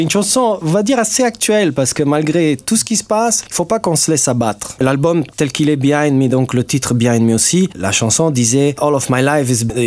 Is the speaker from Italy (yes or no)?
yes; Italy; first language Italian; French is a second language; moved away as an adult; now in Luxembourg; Je suis né en Italie, oui.